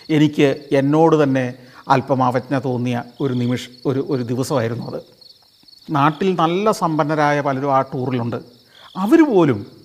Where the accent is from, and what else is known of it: India